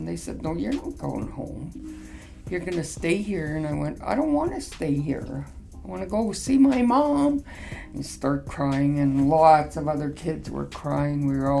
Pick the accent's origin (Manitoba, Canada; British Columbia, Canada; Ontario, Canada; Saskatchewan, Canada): Saskatchewan, Canada; Flying Dust First Nation; I'm from Flying Dust First Nation.